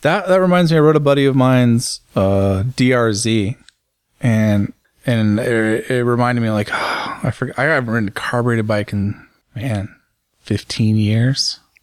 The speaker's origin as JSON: {"language": "English", "country": "United States", "said": "as an American businessman, as an American journalist"}